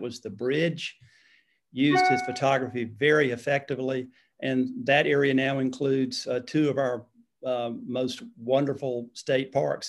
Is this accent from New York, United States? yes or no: no; Greenville, South Carolina, United States; I was born and raised in Greenville